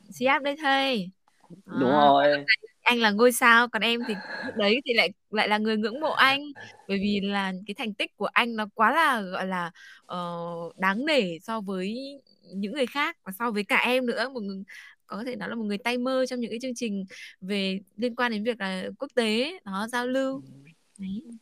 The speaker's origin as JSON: {"language": "Vietnamese", "region": "Thanh Hóa", "country": "Vietnam", "tie": "born or raised there", "said": "Quá quê vì là đấy vì là quê em Thanh Hóa mà. Ở Thanh Hóa thì thật sự là ừ. cái giọng nó có những cái"}